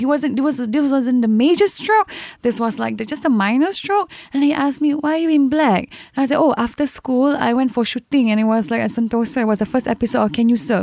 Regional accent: Singapore; I came from a very neighborhood background, from Sembawang Secondary School. I am a neighborhood girl

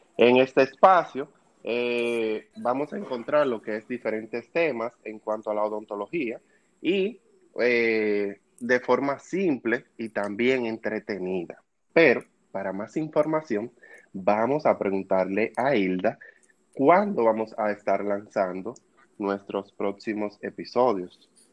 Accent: Dominican Republic; soy de República Dominicana

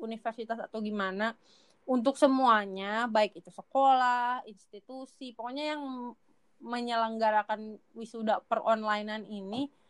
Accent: Majalengka, West Java, Indonesia; moved away as an adult; aku dari Majalengka

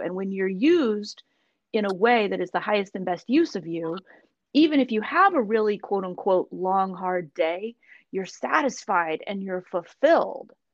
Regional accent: Seattle, Washington, United States; moved away; who was born and raised in the Seattle area, but I think those of us who were, we we go away long enough to realize we want to come back

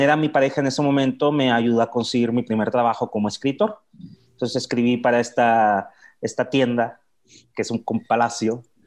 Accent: Mexicali, Baja California, Mexico; moved away as an adult; also born or lived in Guadalajara; now in Mexico City, Mexico; vengo de Mexicali, Baja California. Ya tengo 16 años viviendo en la Ciudad de México

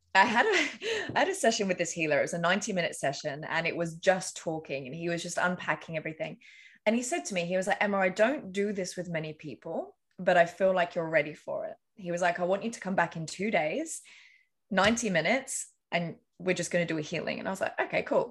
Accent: England, United Kingdom; I grew up in England.

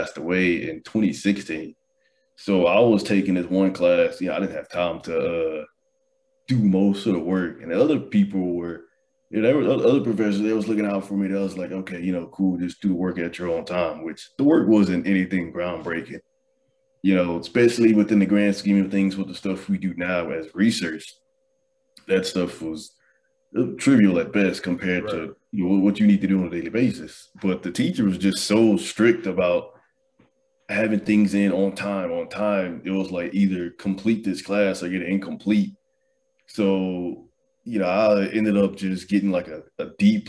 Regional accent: Houston, Texas, United States; moved away; I'm from Houston

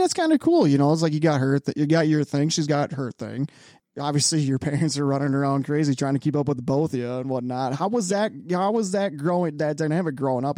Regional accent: Chicago, Illinois, United States; moved away; I'm from Chicago

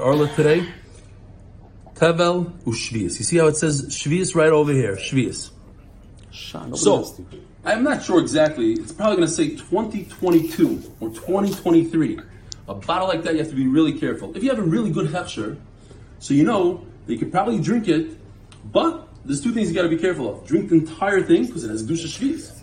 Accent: United States; now in Israel; as an American

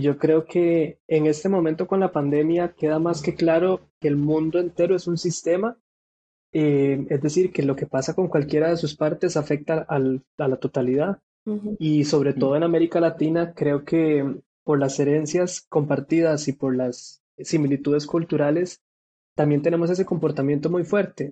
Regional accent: Costa Rica; de Costa Rica

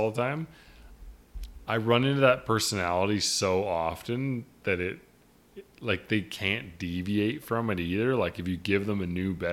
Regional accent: Canada; No, I was born in Canada.

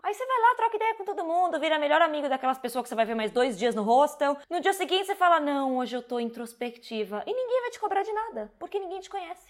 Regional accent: São Paulo, Brazil; moved away as an adult; now in Berlin, Germany; Eu sou uma pessoa nascida e criada em São Paulo

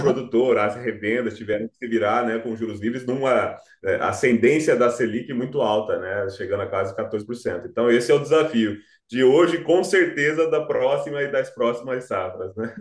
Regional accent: Cuiabá, Mato Grosso, Brazil; eu sou cuiabano, exatamente. Eu nasci no estado agro

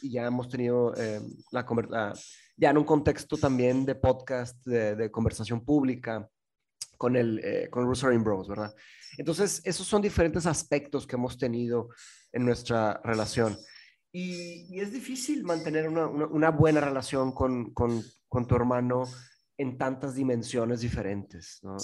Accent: Mexico; also born or lived in England; aquí en México estábamos mi mamá, mi hermano, mi padrastro y yo

